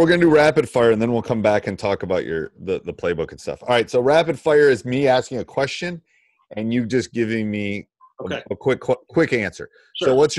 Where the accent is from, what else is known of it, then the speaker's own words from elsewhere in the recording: Wisconsin, United States; But I'm also from Wisconsin